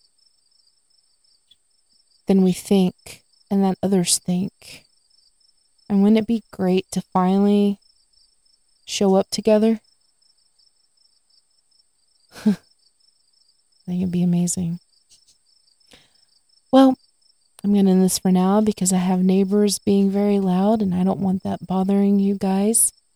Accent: the South, United States; I live in the South, I'm from the South

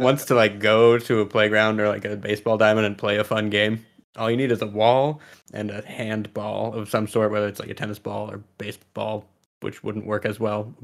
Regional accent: California, United States; I'm also from California

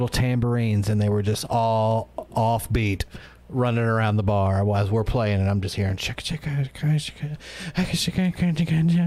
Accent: Mississippi, United States; We're from Mississippi

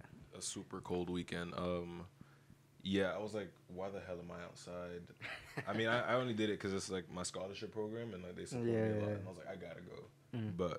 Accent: Miami, Florida, United States; moved away as an adult; now in Syracuse, United States; I'm from Miami.

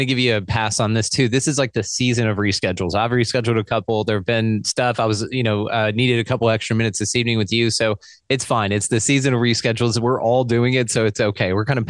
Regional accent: Texas, United States; I'm Texan?

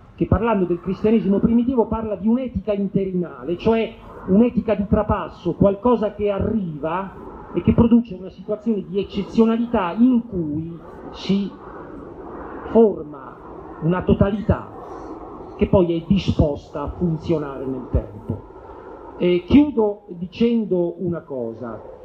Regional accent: Rome, Lazio, Italy; io ricordo uno sciopero nella scuola media inferiore del mio quartiere, io vengo da Torre Spaccata

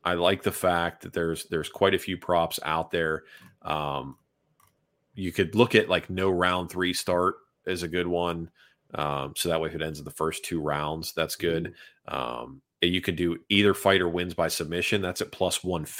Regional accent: Northeast, United States; moved away; I grew up in the Northeast, which is immigrant country

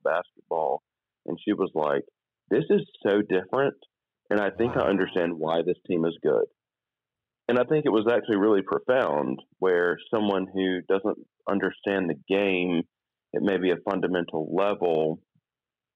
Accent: Birmingham, Alabama, United States; I grew up in Birmingham, Alabama

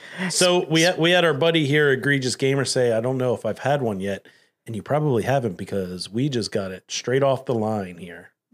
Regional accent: Delaware County, Pennsylvania, United States; I'm from Delco.

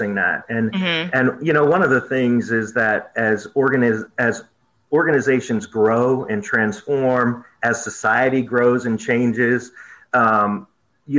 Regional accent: Vermont, United States; moved away as an adult; now in Selma, United States; I grew up in Vermont

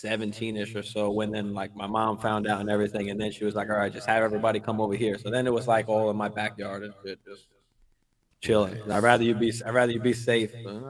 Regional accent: Staten Island, New York, United States; Staten Island, New York.

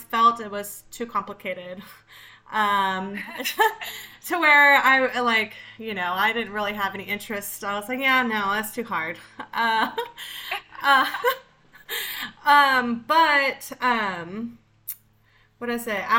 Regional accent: Austin, Texas, United States; I was born in Austin, Texas.

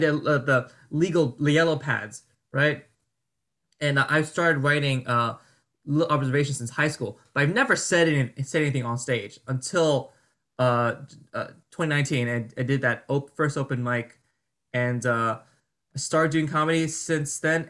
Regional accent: New Jersey, United States; moved away as an adult; now in New York, United States; I'm from Jersey. My family's from Jersey

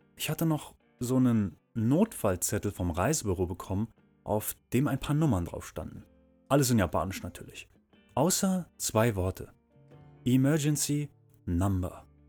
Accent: Berlin, Germany; moved away as an adult; Ich bin in Berlin geboren und habe dort auch viele richtig geile Sachen erlebt und gesehen

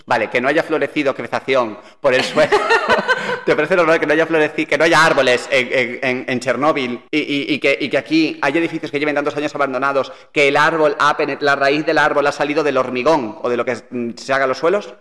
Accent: Galicia, Spain; Somos gallegos, espera, somos gallegos

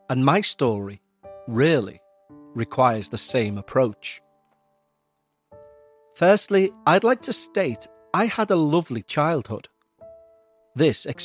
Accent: Midwest, United States; I grew up in the Midwest, not exactly a remote area or town, but small. The sort of town where you know every person in it and their business, and they know yours.

